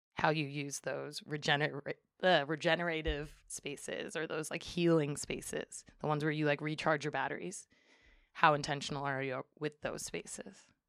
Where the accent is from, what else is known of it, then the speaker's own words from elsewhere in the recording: Springfield, Massachusetts, United States; moved away as an adult; also born or lived in Amherst, Massachusetts; now in Humboldt County, United States; was born and raised in Springfield, Massachusetts